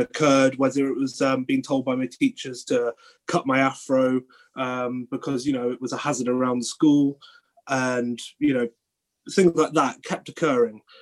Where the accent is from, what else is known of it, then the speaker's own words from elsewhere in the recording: Cornwall, South West England, United Kingdom; moved away as an adult; now in Bath, United Kingdom; I grew up in Cornwall in the southwest